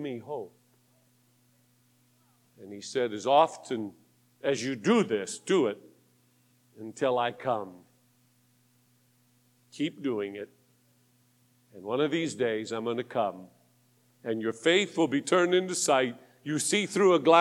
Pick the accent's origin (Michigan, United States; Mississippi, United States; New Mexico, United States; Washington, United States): Washington, United States; Tacoma; I was born in Tacoma, Washington. Up in the Northwest